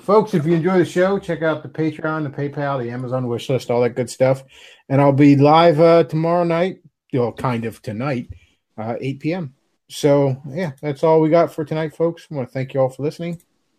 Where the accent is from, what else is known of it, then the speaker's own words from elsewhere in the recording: United States; You know, I'm American.